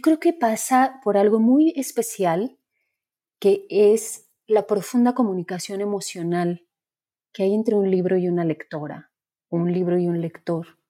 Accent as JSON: {"language": "Spanish", "country": "Mexico", "tie": "born or raised there", "said": "en el lugar de donde vengo yo, que es todavía el interior de la República, con mucha pobreza, estudiando en una escuela pública"}